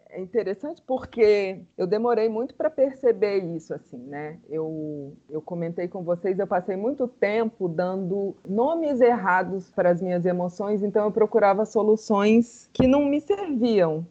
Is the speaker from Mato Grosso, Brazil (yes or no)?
no; Brasília, Federal District, Brazil; sou brasiliense, amo ser brasiliense